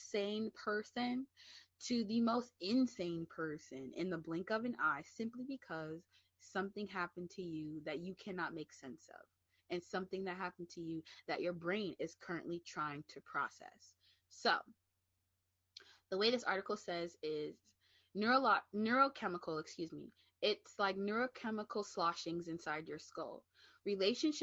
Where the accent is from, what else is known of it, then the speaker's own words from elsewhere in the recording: New York City, New York, United States; I'm from the Bronx, get back into my high, get back into my Bronx, New York mentality